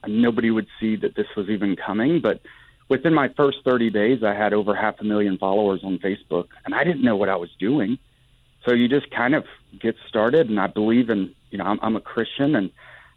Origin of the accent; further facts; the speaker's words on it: Huntsville, Alabama, United States; I born and raised in Huntsville, Alabama